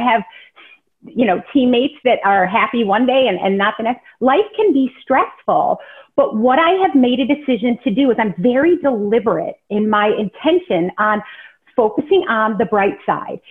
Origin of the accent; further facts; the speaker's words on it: Rockford, Illinois, United States; also born or lived in Chicago, Illinois; I grew up in Rockford, Illinois, which is kind of small kind of town